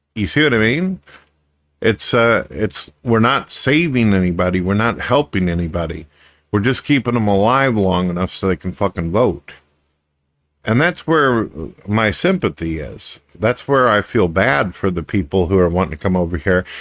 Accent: United States; as an American

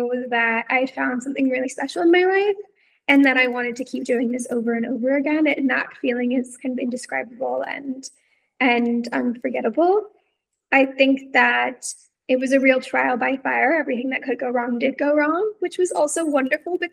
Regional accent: Texas, United States; moved away; I'm from Texas

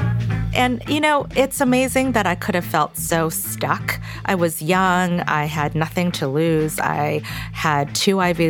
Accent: Toronto, Ontario, Canada; English is a second language; also born or lived in Korea; we moved from Korea to Toronto, Canada when I was 4 years old

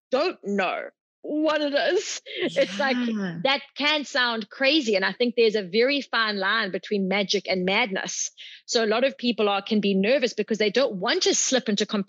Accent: South Africa; moved away as an adult

